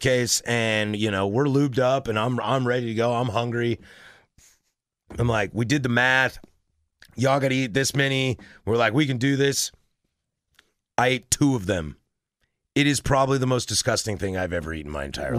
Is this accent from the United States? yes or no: yes; Oregon, United States; moved away as an adult; now in Washington, United States; I live in Oregon